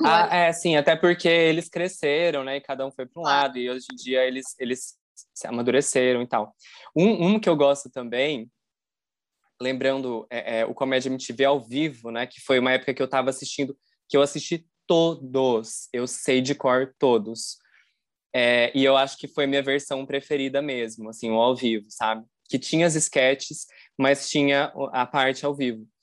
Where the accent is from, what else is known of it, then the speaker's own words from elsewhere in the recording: interior of Paraná, Brazil; eu sou do interior do Paraná